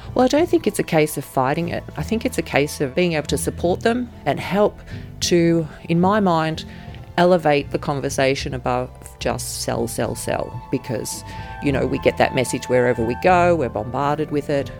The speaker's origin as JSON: {"language": "English", "town": "Ballarat", "region": "Victoria", "country": "Australia", "tie": "born or raised there", "said": "I grew up in Ballarat"}